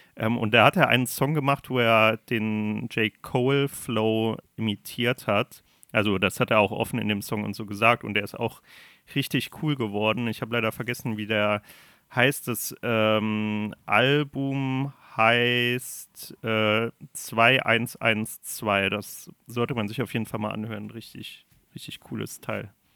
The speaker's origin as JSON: {"language": "German", "country": "Germany", "said": "Ich bin Deutscher"}